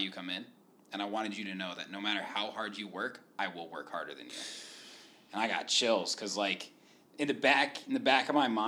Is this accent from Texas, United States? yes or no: no; Indiana, United States; You know, I told you I was from Indiana.